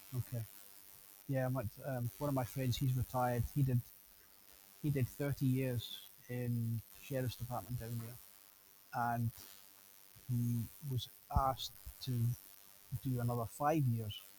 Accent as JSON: {"language": "English", "country": "United Kingdom", "said": "a Brit speaking from a British person visiting America"}